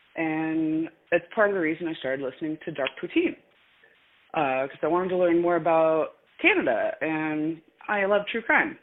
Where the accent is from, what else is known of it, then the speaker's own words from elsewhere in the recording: Indiana, United States; I'm a Hoosier from my core, born and raised in Indiana